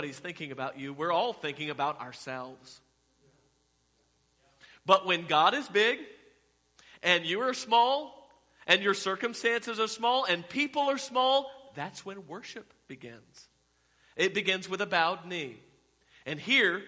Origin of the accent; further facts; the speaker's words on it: Fort Worth, Texas, United States; I'm from Fort Worth